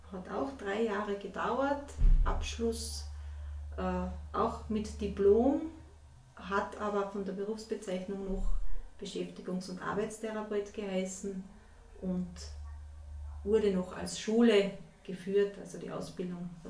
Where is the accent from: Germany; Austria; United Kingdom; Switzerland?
Austria; Salzburg; Ja, also ich bin äh